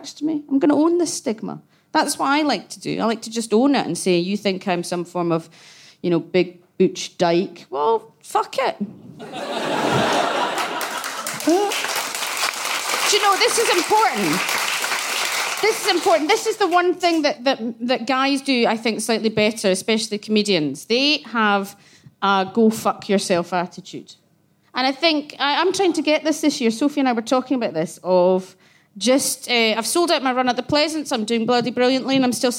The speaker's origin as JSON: {"language": "English", "town": "Glasgow", "region": "Scotland", "country": "United Kingdom", "tie": "born or raised there", "said": "I grew up in Glasgow"}